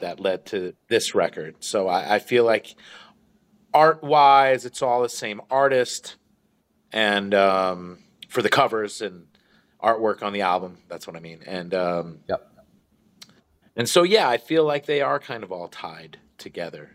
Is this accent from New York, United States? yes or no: yes; New York, United States; Growing up in New York